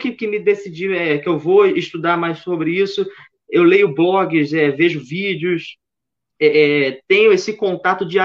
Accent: Rio de Janeiro, Brazil; Então, cara, eu sou, eu acho que pelo meu sotaque, vocês já devem ter reparado que eu sou do, do Rio de Janeiro, sou carioca, nasci

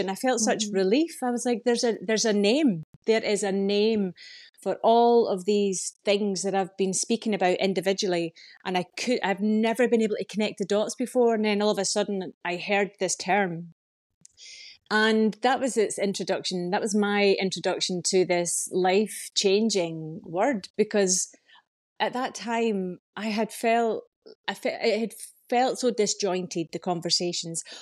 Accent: Scotland, United Kingdom; now in Ireland; But I'm Scottish and live here in Ireland.

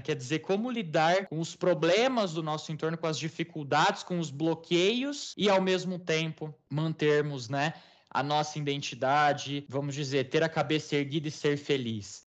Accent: Brazil; nós não temos este mesmo fundo histórico, porque somos um país muito recente

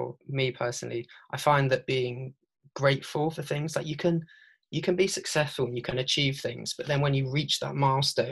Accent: Devon, Somerset, South West England, United Kingdom; moved away as an adult; now in London, United Kingdom; I'm from down south, so down like Devon, Somerset way. So that's originally where I'm from

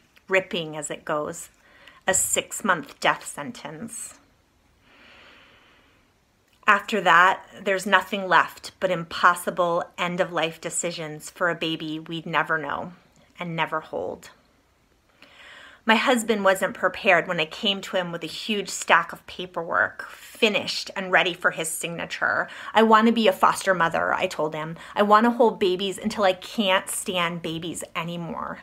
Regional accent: East Coast, United States; moved away; I grew up on the East Coast.

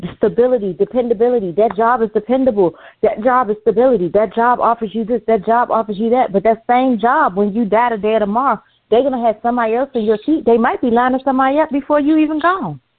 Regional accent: United States; me as an American

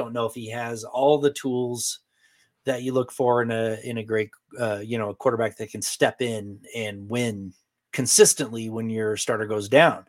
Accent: Eastern Oregon, United States; I grew up in Eastern Oregon

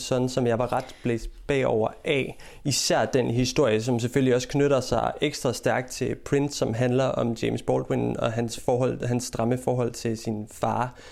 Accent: Denmark; now in England, United Kingdom; hjemme i Danmark

